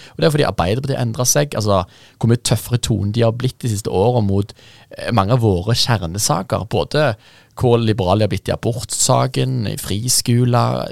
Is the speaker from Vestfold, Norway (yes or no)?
no; Jæren, Rogaland, Norway; moved away; jeg er rogalending og jærbu.